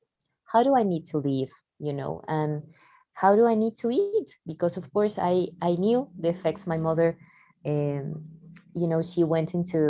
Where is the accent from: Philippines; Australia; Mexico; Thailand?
Mexico; Mexico City; also born or lived in Barcelona; I'm from Mexico. I was born in Mexico City.